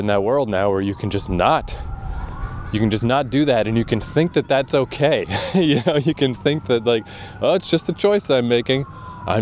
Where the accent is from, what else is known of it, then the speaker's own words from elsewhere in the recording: Canada; I'm a Canadian idiot